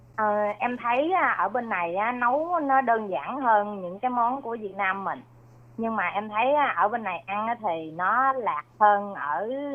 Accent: Mekong Delta, Sóc Trăng, Vietnam; moved away as an adult; now in Taiwan; Việt Nam thì quê em ở miền Tây Sóc Trăng

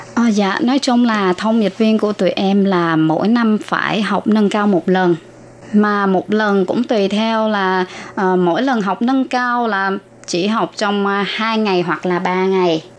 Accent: Ba Ria-Vung Tau, Vietnam; moved away as an adult; also born or lived in Bến Tre; now in Taoyuan, Taiwan; em ở Việt Nam, quê ở Bà Rịa Vũng Tàu và em qua Đài Loan được 19 năm.

